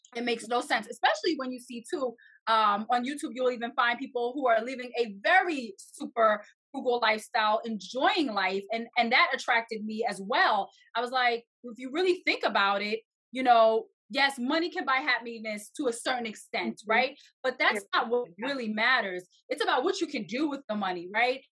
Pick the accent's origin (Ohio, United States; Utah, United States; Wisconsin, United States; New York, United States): New York, United States; I'm from New York, and it is very expensive here.